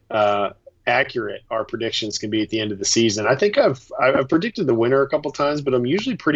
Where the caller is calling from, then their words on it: New York, United States; i i am officially some guy in new york